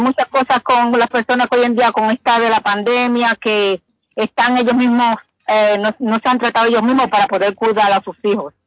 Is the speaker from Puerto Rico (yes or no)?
yes; Puerto Rico; moved away as an adult; now in Boston, United States; Yo soy puertorriqueña